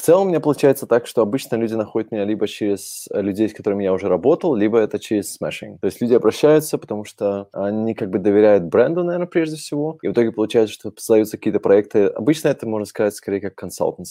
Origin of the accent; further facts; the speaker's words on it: Minsk, Belarus; moved away as an adult; now in Germany; я родился сам в Минске в тысяча девятьсот восьмидесятом году, восьмой февраля, если это кого-то интересует. И где-то около двухтысячного года я приехал в Германию